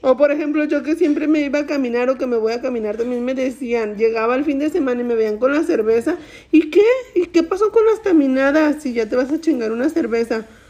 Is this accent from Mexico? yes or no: yes; Mexico; soy mexicana